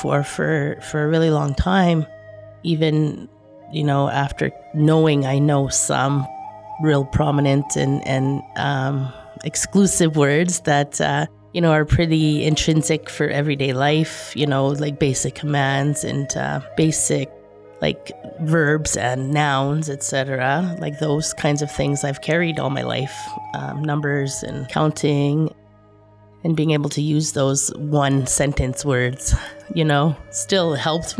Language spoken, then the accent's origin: English; Opaskwayak Cree Nation, Manitoba, Canada; moved away as an adult; now in Winnipeg, Canada; I come from Opaskwayak Cree Nation. I'm currently living in Winnipeg. I've been in Winnipeg for about 25 years.